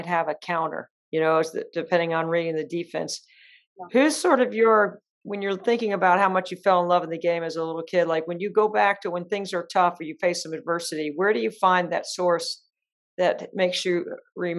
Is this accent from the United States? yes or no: yes; North Carolina, United States; moved away as an adult; now in South Carolina, United States; I grew up in North Carolina in the Triangle. I went to NC State.